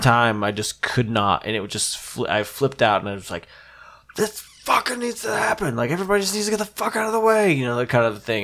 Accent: New Jersey, United States; moved away as an adult; now in San Francisco, United States; I'm from New Jersey

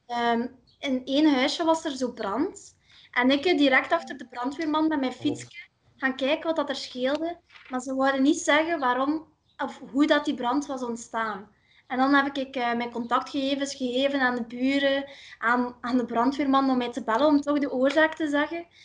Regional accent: Ursel, Flanders, Belgium; ik ben van Ursel, maar dat is nu gefusioneerd met Aalter.

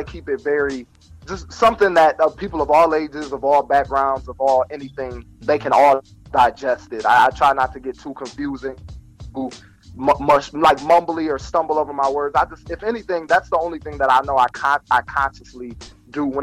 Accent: Toledo, Ohio, United States; I'm from Toledo

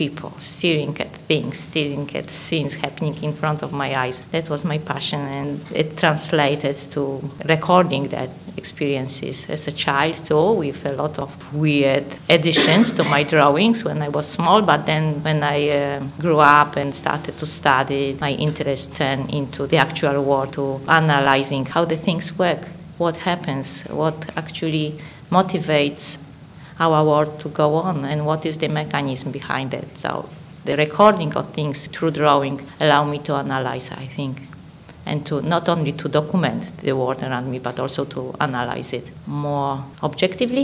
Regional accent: Poland; English is a second language; moved away as an adult; now in Australia; I was born and educated in Poland

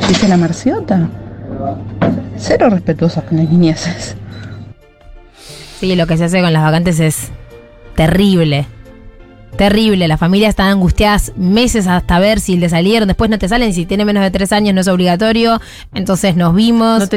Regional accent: Ciudad Evita, Buenos Aires Province, Argentina; A mí me hizo acordar mucho a mi barrio, porque yo soy de Ciudad Evita y las casas son, eh, las construcciones son todas del estilo californiano como las de Ciudad Evita.

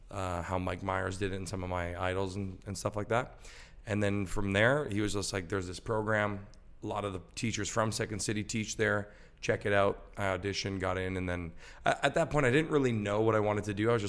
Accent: Richmond Hill, Ontario, Canada; Richmond Hill. Cool. But it was like a cul-de-sac kind of deal.

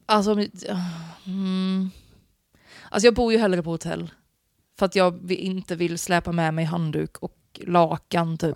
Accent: Gothenburg, Västra Götaland, Sweden; also born or lived in Piteå; jag är ju liksom född och uppvuxen i Göteborg, med kranskommun ska sägas.

